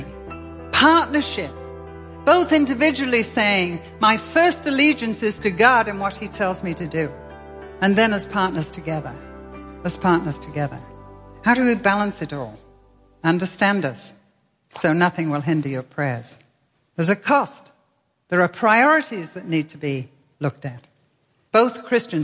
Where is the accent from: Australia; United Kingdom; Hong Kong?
United Kingdom; England; also born or lived in Manchester; as an English lady whose home is a castle